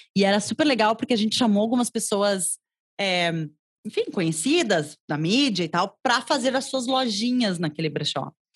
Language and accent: Portuguese; Porto Alegre, Rio Grande do Sul, Brazil; also born or lived in Cruz Alta, Brazil; sou gaúcha de Cruz Alta, aqui ah. no interior do Rio Grande do Sul